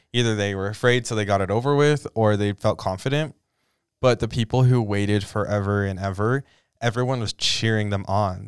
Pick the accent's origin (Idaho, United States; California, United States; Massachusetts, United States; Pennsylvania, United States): Idaho, United States; Mud Lake; I am from Mud Lake, Idaho